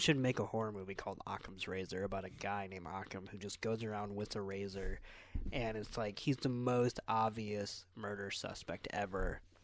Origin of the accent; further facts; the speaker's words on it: United States; as American